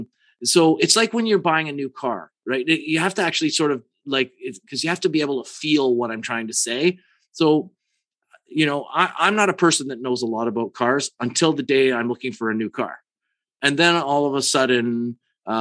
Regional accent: Canada; I'm from Canada

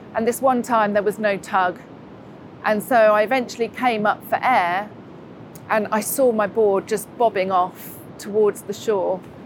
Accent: Buckinghamshire, South East England, United Kingdom; moved away as an adult; now in Newquay, United Kingdom; originally, I'm from Buckinghamshire.

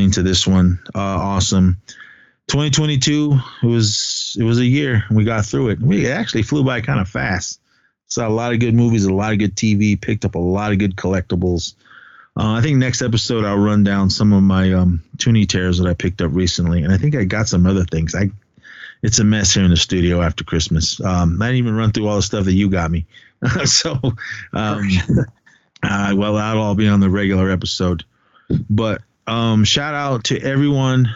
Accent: Oakland, California, United States; We grew up together in Oakland, skated together in Oakland

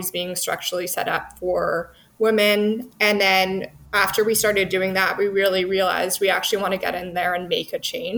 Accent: Vancouver, British Columbia, Canada; moved away as an adult; also born or lived in Toronto; I'm from Vancouver

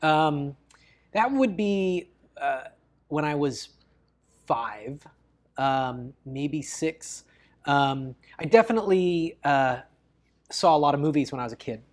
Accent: Bellingham, Washington, United States; kept a boat in my hometown

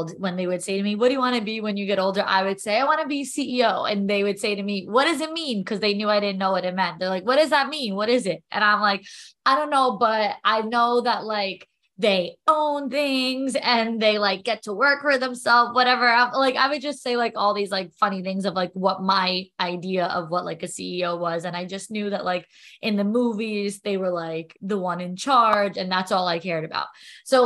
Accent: New York, United States; I'm a New Yorker

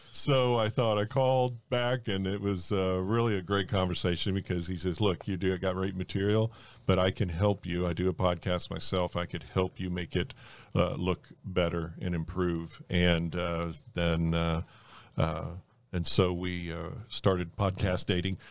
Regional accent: North Miami, Florida, United States; born or raised there; also born or lived in Fort Lauderdale, Florida

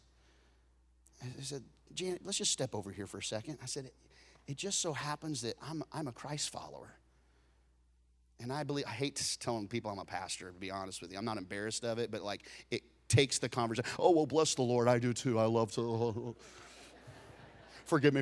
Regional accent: Texas, United States

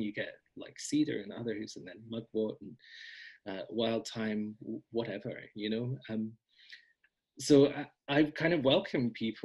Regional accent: Scotland, United Kingdom; a Scottish person

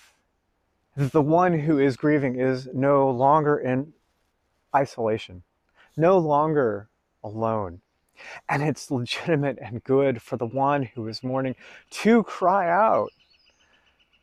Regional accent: United States; I'm an American

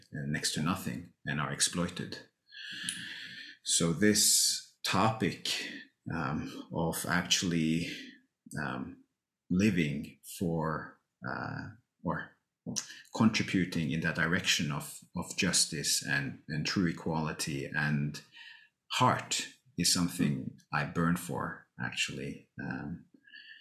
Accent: Norway; I grew up in Norway, some 30, 40 minutes outside of Oslo.

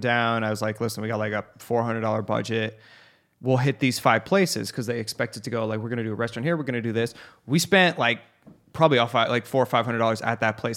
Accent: Phoenix, Arizona, United States; I grew up in Arca-, I went to Arcadia

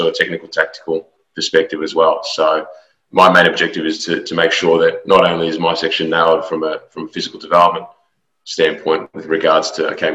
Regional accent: Australia; moved away as an adult; also born or lived in Melbourne; now in Houston, United States; I'm an Australian native. I've come to America to work for Houston Dynamo in the last year or so.

